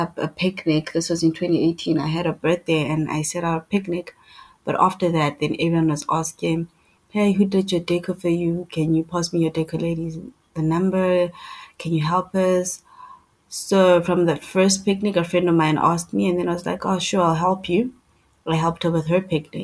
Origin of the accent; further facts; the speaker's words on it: East Rand, Gauteng, South Africa; I'm from the East Rand.